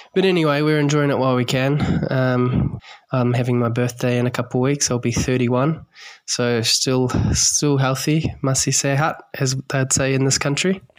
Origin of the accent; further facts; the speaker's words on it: Wellington, New Zealand; moved away as an adult; now in Gili Air, Indonesia; I'm originally from Wellington, and I've come over here